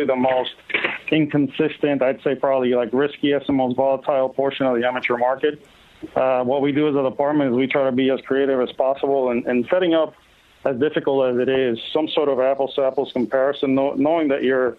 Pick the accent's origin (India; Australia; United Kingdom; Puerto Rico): Puerto Rico; I grew up in Puerto Rico